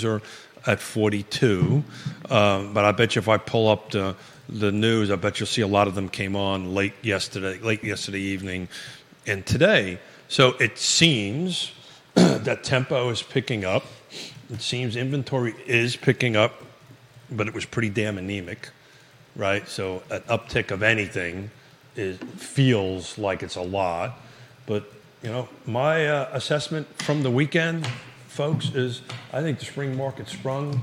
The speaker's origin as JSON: {"language": "English", "region": "New York", "country": "United States", "accent": "New York", "moved": "yes", "lives_now": "Charlottesville, United States", "said": "it's a New York accent"}